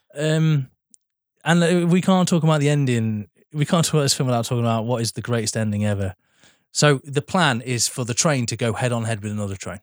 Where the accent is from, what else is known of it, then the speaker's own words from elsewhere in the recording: Sheffield, Yorkshire and the Humber, United Kingdom; now I'm from Sheffield